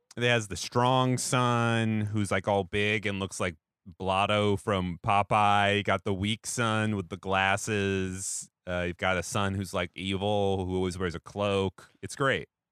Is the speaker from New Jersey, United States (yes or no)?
no; Seattle, Washington, United States; moved away; also born or lived in Portland, Oregon; I'm from Seattle where we have Dick's Hamburgers